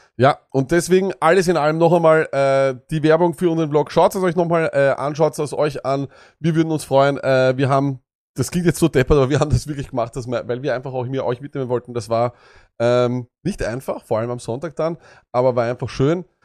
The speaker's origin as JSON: {"language": "German", "country": "Austria", "also_born_or_lived": "Vienna", "said": "Auch für uns als Österreicher"}